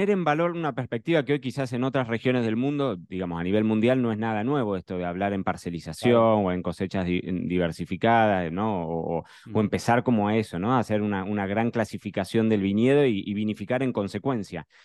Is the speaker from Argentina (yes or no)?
yes; Argentina; yo vengo de Argentina